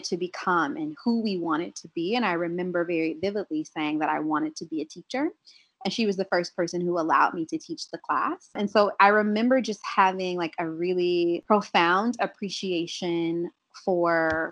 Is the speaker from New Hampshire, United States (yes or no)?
no; Columbus, Ohio, United States; moved away; I'm from Columbus, Ohio originally